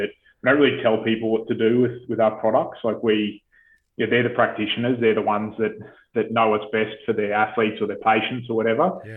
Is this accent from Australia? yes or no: yes; Australia; coming in as an Aussie, it's a very sort of, I think it's, we have a very endearing sort of culture, and we're well liked as a nation overseas